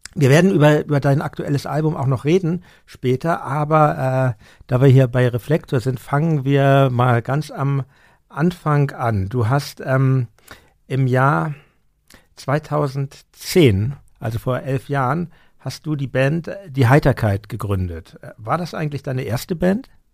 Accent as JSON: {"language": "German", "region": "Hamburg", "country": "Germany", "tie": "born or raised there", "said": "als Hamburger äh, aufgewachsen"}